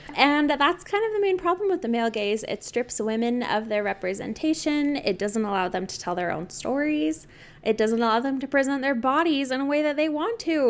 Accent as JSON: {"language": "English", "country": "United States", "said": "I'm very American"}